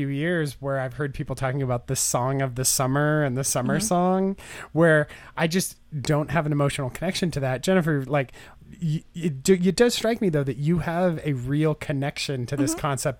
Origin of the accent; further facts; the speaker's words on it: Southern California, United States; I'm from Southern California, where it's kind of summer all year